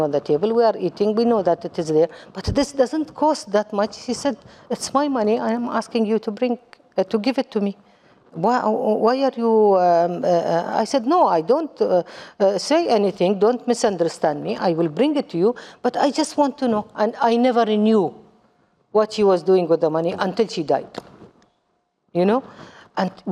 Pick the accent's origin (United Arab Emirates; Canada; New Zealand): United Arab Emirates; Dubai; English is a second language; also born or lived in Kuwait; I am from United Arab Emirates